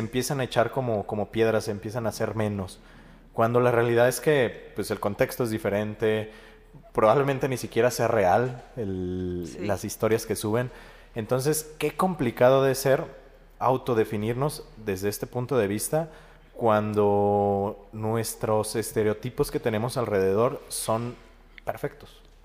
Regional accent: Mexico; como sociedad mexicana somos muy postergadores

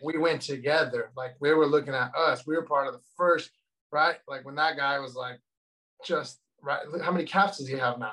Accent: Simi Valley, California, United States; I'm from Simi Valley, California.

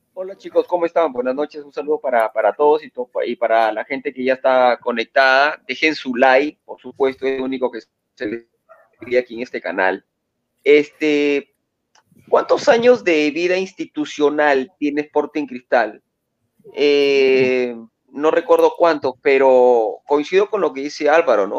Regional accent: Sullana, Piura, Peru; yo que soy de Suyana

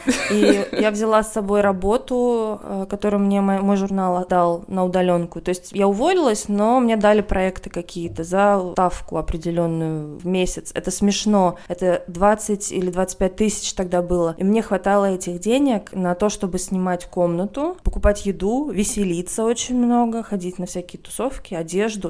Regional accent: Veliky Novgorod, Novgorod Oblast, Russia; moved away as an adult; also born or lived in Moscow; в моей гимназии, где я училась в городе Великий Новгород

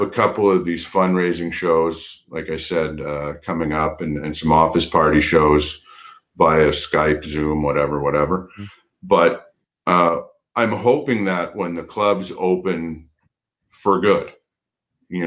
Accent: Montreal, Quebec, Canada; I grew up in Montreal, and I was a Habs fan my whole life

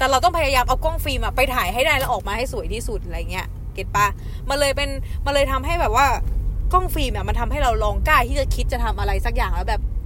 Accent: Chiang Mai, Thailand; born or raised there

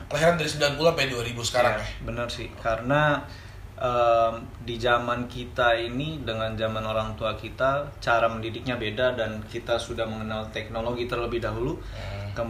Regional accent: Balikpapan, East Kalimantan, Indonesia; born there; Gue lahir di Balikpapan, besar di mana-mana karena orang tua PNS

